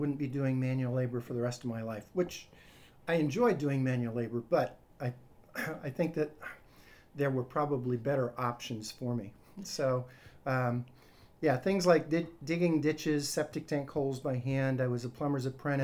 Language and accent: English; Arizona, United States; now in Miami, United States; I grew up in the deserts in Arizona, halfway between Tucson and San Diego